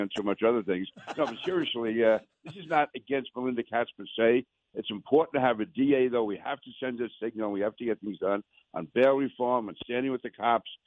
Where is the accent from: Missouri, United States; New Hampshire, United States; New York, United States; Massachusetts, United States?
New York, United States; New York City; I grew up in Queens, grew up in Sunnyside, Queens.